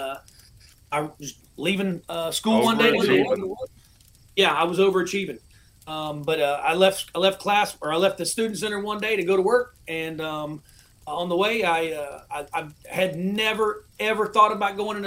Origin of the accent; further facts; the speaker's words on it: Panama City, Florida, United States; I'm from Panama City, Florida. Born and raised down there in Panama City